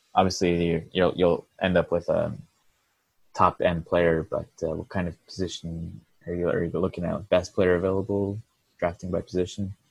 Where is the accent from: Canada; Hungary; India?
Canada; Sherbrooke, Quebec; moved away; part of my upbringing was in Sherbrooke, Quebec, and that's where I started playing hockey